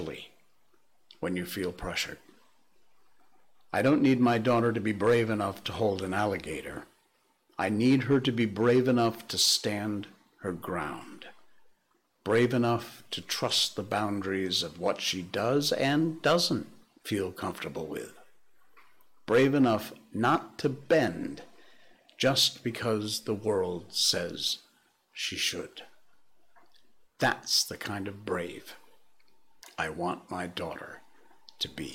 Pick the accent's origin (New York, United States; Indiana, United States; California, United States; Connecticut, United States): Connecticut, United States; Cornwall; now in Malaysia; small town America, like where I grew up in Cornwall, Connecticut